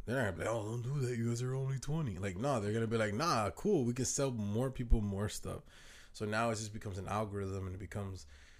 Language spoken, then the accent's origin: English; Dominican Republic; I'm Dominican, so we all in the Caribbean. We family.